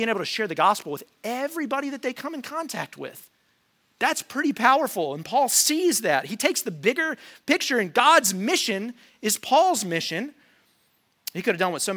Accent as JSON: {"language": "English", "country": "United States", "said": "us as Americans"}